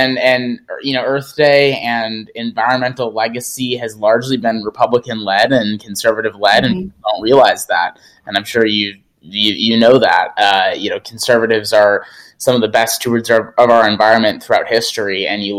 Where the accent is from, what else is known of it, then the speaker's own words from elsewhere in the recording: Appleton, Wisconsin, United States; accent: Wisconsin; now in Seattle, United States; president and founder of ACC, and I grew up in Appleton, Wisconsin, and I currently live in Seattle, Washington.